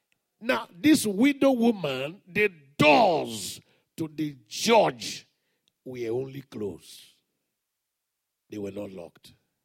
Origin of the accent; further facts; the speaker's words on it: Morobo, Central Equatoria, South Sudan; You know, I'm from Morobo. I'm from the village. Somebody shout hallelujah. We grew up in the days of padlock, locking the door.